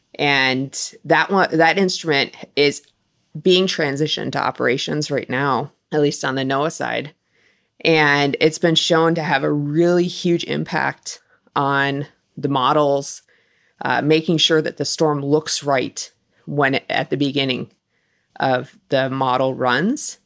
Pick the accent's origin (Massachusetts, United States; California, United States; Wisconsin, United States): Wisconsin, United States; moved away; I grew up in Wisconsin